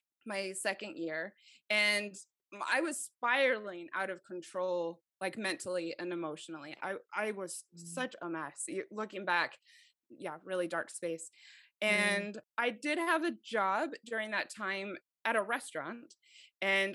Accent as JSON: {"language": "English", "town": "Mesa", "region": "Arizona", "country": "United States", "tie": "born or raised there", "also_born_or_lived": "Idaho", "said": "I was raised in Arizona"}